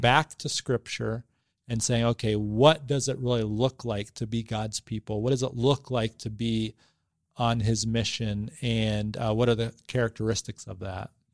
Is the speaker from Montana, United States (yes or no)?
no; Boston, Massachusetts, United States; moved away as an adult; also born or lived in New Hampshire; now in Bangor, United States; I was raised in the Boston area